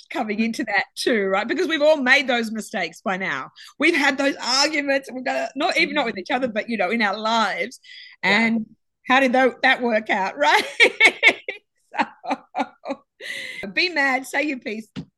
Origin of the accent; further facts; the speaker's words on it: Sydney, New South Wales, Australia; both Gabby and I grew up on the beaches. I'm from Sydney